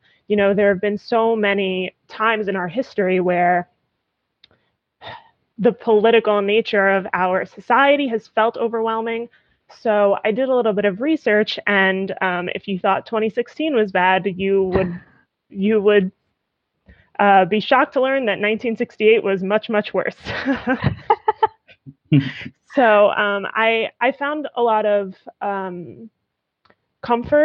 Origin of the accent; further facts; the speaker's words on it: New York, United States; I'm a New Yorker. I am a born and raised New Yorker. I am in New York right now